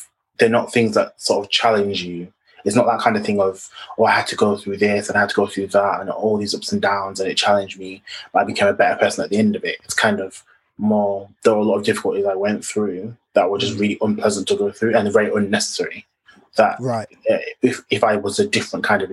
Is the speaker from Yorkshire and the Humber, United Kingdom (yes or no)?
yes; Bradford, Yorkshire and the Humber, United Kingdom; I'm from Bradford, in West Yorkshire